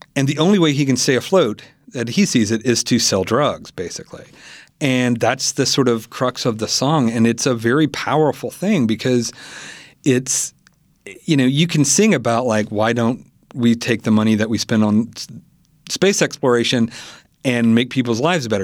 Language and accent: English; Selmer, Tennessee, United States; my hometown, Selmer